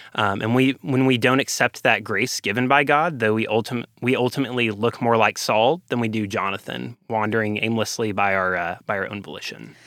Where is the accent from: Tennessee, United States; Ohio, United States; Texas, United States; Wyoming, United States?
Texas, United States; Ovilla; I am a Texan through and through. I'm, uh, from a tiny town called Ovilla, Texas